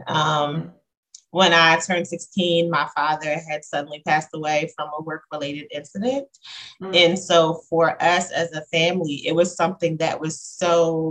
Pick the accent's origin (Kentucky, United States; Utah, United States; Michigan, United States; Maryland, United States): Maryland, United States; Talbot County, Eastern Shore of; I grew up on the Eastern Shore of Maryland, Talbot County, to be exact